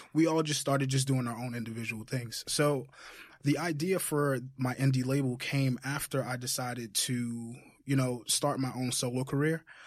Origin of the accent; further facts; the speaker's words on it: Jamaica; moved away; Jamaica. I'm from Jamaica